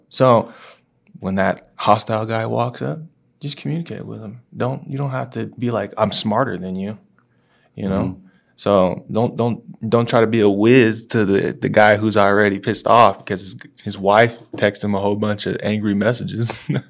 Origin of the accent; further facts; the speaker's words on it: the South, United States; So I'm from the South